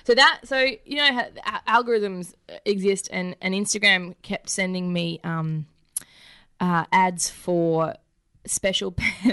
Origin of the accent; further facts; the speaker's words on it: Warwick, Queensland, Australia; I'm also a Queenslander